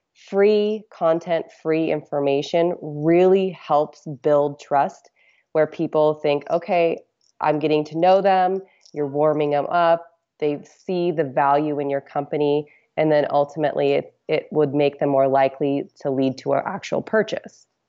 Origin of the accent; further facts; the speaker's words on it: Alaska, United States; I'm from Alaska, so we did a lot of ocean fishing.